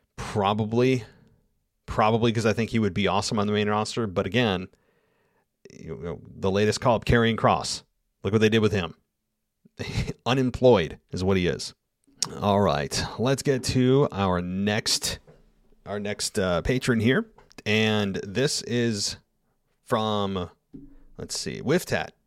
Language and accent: English; United States; accent: American; I am forever an American accent